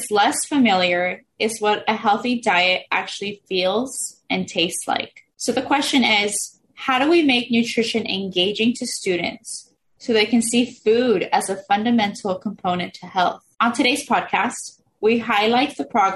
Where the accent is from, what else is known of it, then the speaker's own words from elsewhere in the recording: Oxnard, California, United States; I grew up in Oxnard. I've been here since I was 4 years old